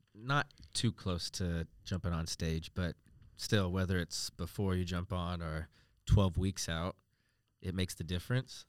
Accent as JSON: {"language": "English", "country": "United States", "moved": "as an adult", "lives_now": "Australia", "said": "coming from America, obviously, uh, living in Australia now the last four years"}